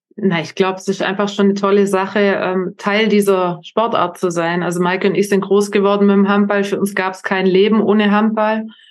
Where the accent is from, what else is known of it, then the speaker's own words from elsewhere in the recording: Germany; als Deutscher